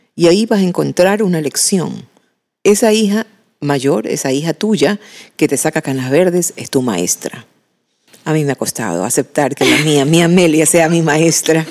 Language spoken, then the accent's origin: Spanish; Machala, El Oro, Ecuador; en mi casa en Machala, de donde yo soy, con mis padres